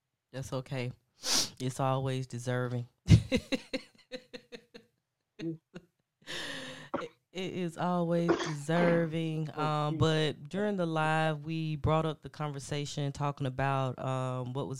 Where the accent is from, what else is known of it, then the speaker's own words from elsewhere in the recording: United States; I'm an American